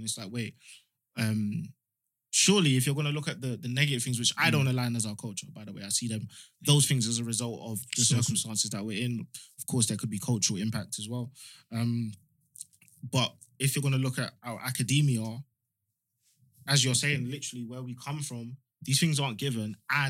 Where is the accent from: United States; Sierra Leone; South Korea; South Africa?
Sierra Leone; Freetown, Western Area; born there; I was born in Freetown.